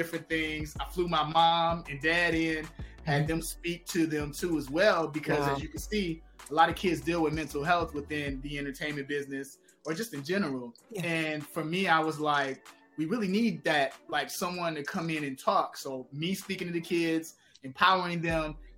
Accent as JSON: {"language": "English", "town": "Chicago", "region": "Illinois", "country": "United States", "tie": "born or raised there", "said": "growing up in Chicago"}